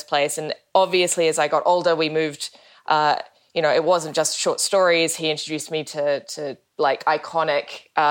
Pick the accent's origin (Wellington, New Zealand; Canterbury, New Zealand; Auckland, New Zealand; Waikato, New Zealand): Wellington, New Zealand; growing up in Wellington.